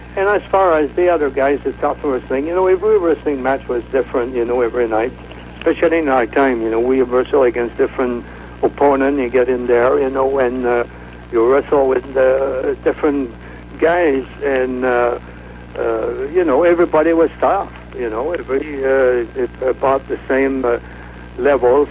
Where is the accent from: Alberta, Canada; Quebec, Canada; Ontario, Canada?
Quebec, Canada; Quebec City; moved away as an adult; now in North Carolina, United States; I'm from Quebec City, Canada